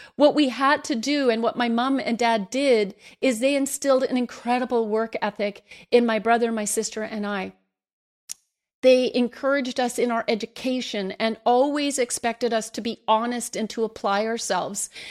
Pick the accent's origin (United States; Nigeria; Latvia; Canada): Canada; me as a Canadian